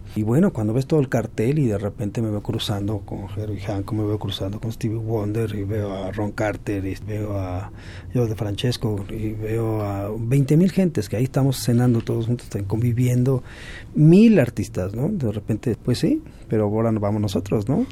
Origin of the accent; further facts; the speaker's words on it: Mexico; ni somos caribeños, ni somos estos, nacidos en México